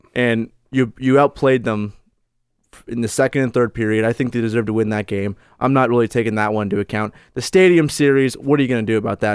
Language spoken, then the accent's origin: English; Florida, United States; I grew up in Florida